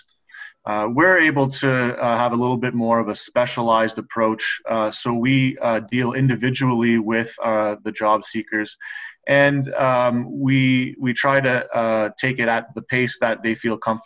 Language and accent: English; Guelph, Ontario, Canada; also born or lived in Japan / West Coast (Canada); I grew up in Guelph, just outside of Guelph, so locally